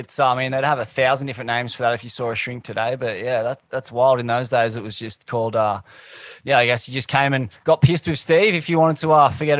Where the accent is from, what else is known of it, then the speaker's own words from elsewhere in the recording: Sydney, New South Wales, Australia; my hometown, Bondi. You know, it was in pretty close proximity to the Cross